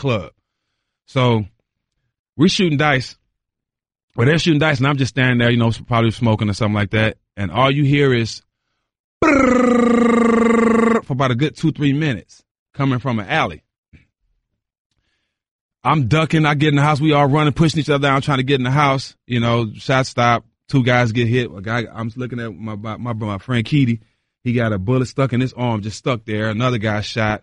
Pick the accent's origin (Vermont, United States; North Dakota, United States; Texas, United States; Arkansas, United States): Texas, United States; Port Arthur; accent: bayou; I grew up from Port Arthur, Texas